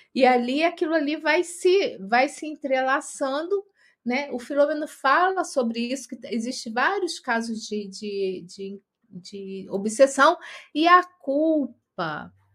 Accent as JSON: {"language": "Portuguese", "region": "Rio de Janeiro", "country": "Brazil", "moved": "yes", "lives_now": "São Paulo, Brazil", "said": "Eu, como sou do Rio de Janeiro"}